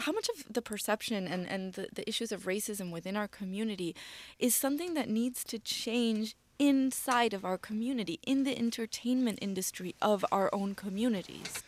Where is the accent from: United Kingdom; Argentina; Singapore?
Argentina; now in Mexico; I live in Mexico right now. I'm from Argentina.